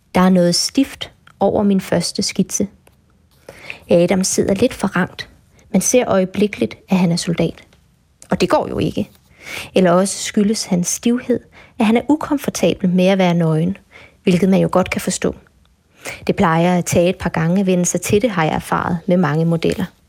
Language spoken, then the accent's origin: Danish; Bornholm, Capital Region of Denmark, Denmark; så er jeg Bornholmer